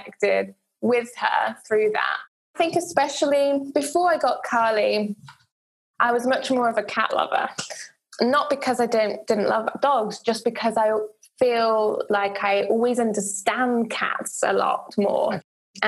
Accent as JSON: {"language": "English", "town": "Zakynthos", "region": "Ionian Islands", "country": "Greece", "tie": "born or raised there", "moved": "yes", "said": "I'm actually from Greece originally, and we lived in Greece, in a place called Zakynthos"}